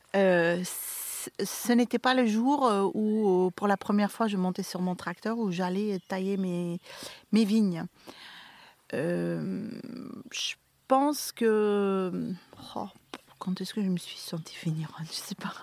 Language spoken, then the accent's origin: French; Flanders, Belgium; moved away as an adult; now in Beaumont-en-Véron, France; mon pays natal, qui a eu maintenant une... Euh, la Belgique